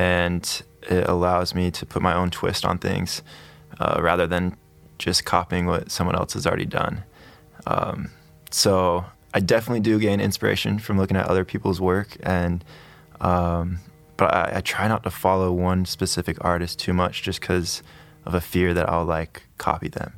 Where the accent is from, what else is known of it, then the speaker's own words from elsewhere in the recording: Pleasanton, California, United States; moved away as an adult; also born or lived in Idaho / Atlanta, Georgia; I'm from California. Uh, I was born and raised in Pleasanton. It's in the Bay Area